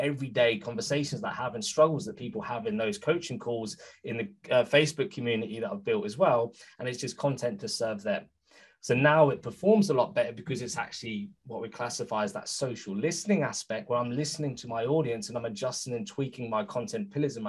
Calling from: United Kingdom; Some people think I'm Norwegian, but I'm calling from the UK.

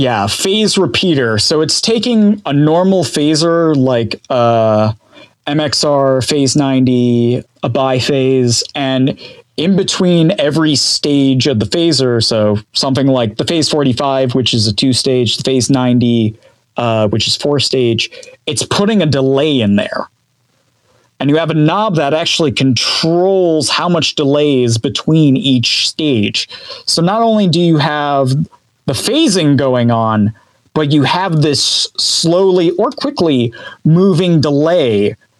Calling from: Clinton Township, Michigan, United States; Yes, I am calling from Clinton Township, Michigan. About 40 minutes outside of Detroit.

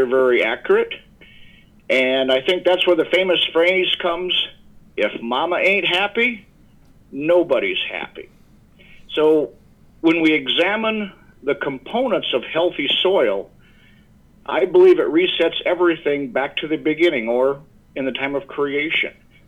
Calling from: Yankton, South Dakota, United States; I am calling in from our home office, which is in the town of Yankton, which is in the great state of South Dakota. Yankton is located in the southeast portion of South Dakota along the Missouri River with beautiful rolling bluffs, and it's perfect for grazing stock cows.

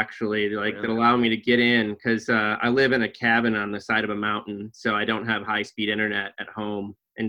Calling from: Blacksburg, Virginia, United States; I'm in my office at Virginia Tech in Blacksburg, Virginia.

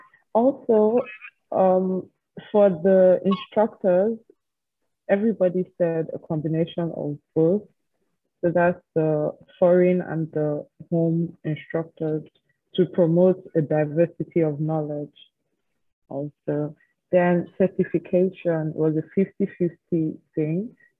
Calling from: Nigeria; I'm speaking from Nigeria.

